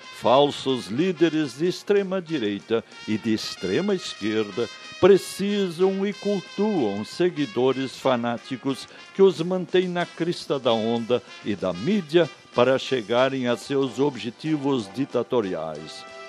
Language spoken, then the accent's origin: Portuguese; Brazil; Falar bem o português é nossa primeira obrigação como brasileiros